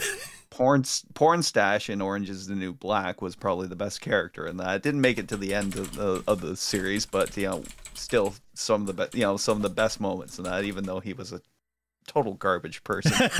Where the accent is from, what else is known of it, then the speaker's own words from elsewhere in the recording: Ireland; an Irish person in that with a, with an ailing mother right now